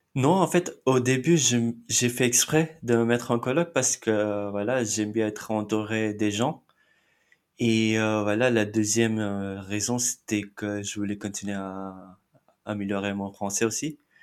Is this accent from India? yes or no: yes; Mumbai, Maharashtra, India; first language Marathi; French is a second language; moved away as an adult; now in Nantes, France; je suis de Mumbai en Inde